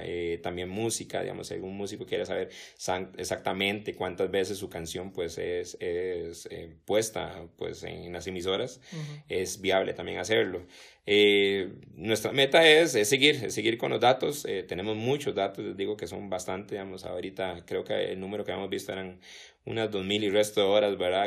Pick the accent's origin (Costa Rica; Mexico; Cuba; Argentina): Costa Rica; nosotros como ticos